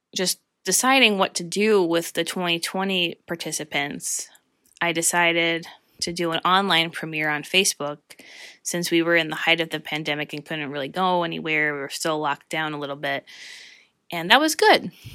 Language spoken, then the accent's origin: English; Northeast Pennsylvania, United States; I've experienced the wonderful, talented people who are here in my hometown